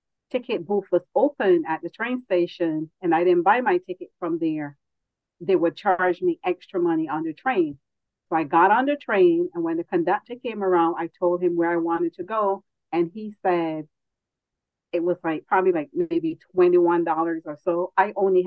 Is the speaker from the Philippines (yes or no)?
no; Barbados; now in United States; growing up in Barbados